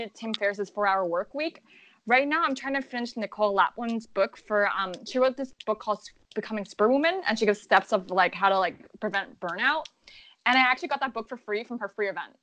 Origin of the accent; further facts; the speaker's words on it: Los Angeles, California, United States; moved away as an adult; also born or lived in San Francisco; now in New York City, United States; I grew up in Los Angeles